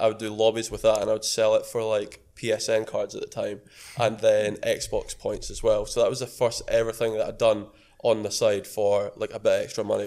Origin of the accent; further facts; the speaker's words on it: Edinburgh, Scotland, United Kingdom; I'm 22 from Edinburgh.